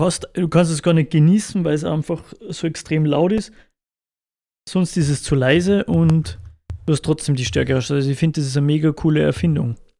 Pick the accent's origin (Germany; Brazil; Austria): Austria; Salzburg; bei uns in Salzburg